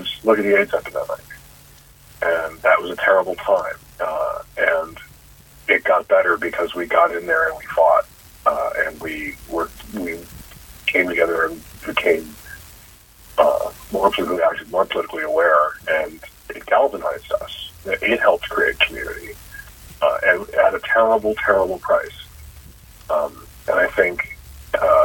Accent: Chicago, Illinois, United States; moved away; the apartment I grew up in Chicago

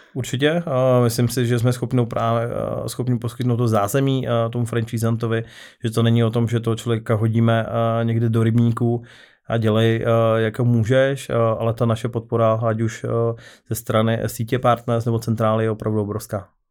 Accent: Karviná, Moravian-Silesian Region, Czechia; já osobně jsem z Karvina

